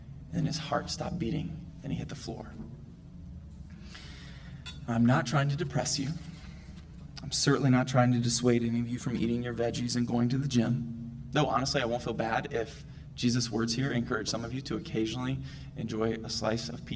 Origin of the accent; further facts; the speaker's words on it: the South, United States; I'm from the South, and I grew up watching that movie every year